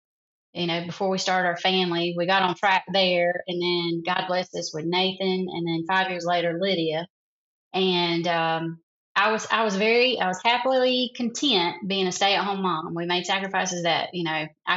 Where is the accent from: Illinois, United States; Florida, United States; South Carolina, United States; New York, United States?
South Carolina, United States; accent: Southern; I'm from a little small town in South Carolina